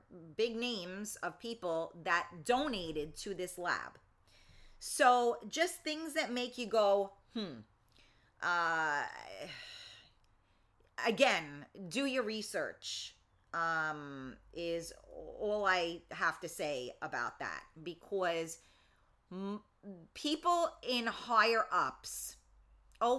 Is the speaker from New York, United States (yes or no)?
yes; New York City, New York, United States; I was from the Bronx